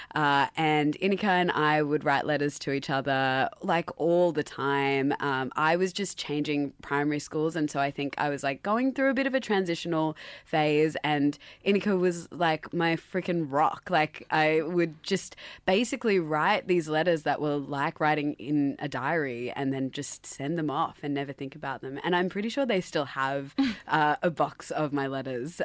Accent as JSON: {"language": "English", "town": "Sydney", "region": "New South Wales", "country": "Australia", "tie": "born or raised there", "also_born_or_lived": "Dubai", "accent": "Australian", "said": "growing up as a first generation essentially Pakistani in Sydney"}